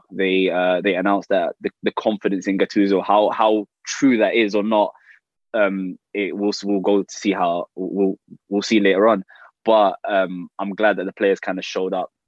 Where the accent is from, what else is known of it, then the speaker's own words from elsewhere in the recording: London, United Kingdom; growing up in London, you have a Premier League team, and that was Chelsea